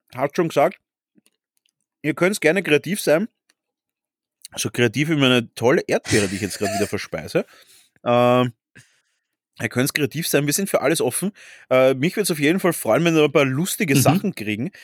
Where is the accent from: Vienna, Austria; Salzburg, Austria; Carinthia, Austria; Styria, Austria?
Vienna, Austria; wir sind ja beide Urwiener